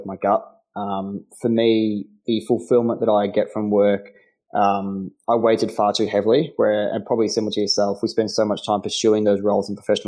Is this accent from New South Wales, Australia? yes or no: no; Melbourne, Victoria, Australia; also born or lived in North Carolina; Born and raised in Melbourne